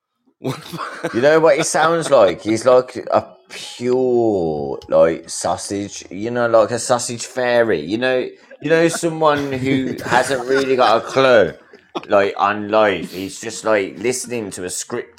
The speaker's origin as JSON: {"language": "English", "region": "England", "country": "United Kingdom", "said": "I'm, I'm Englishman."}